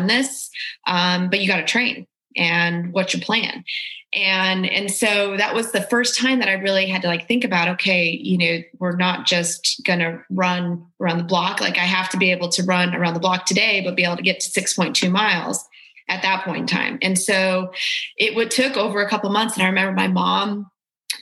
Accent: Leadville, Colorado, United States; also born or lived in Denver, Colorado; growing up in Colorado, I was born in Denver. And then when I was about, I think I was newly 9, we moved up to little town, in the mountains called Leadville.

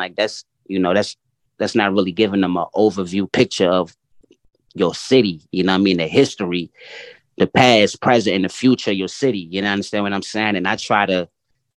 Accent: Washington, District of Columbia, United States; I'm very much born and raised in Washington, D.C.

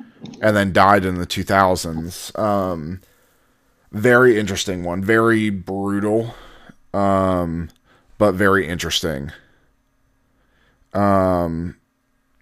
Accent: Florida, United States; I'm from Florida

